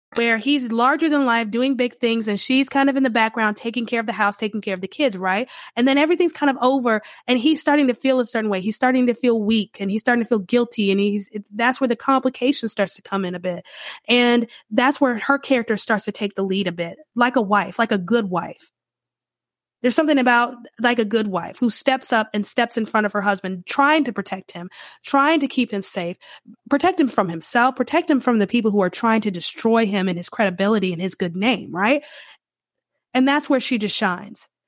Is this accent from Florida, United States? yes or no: no; Charlotte, North Carolina, United States; I grew up in the Charlotte area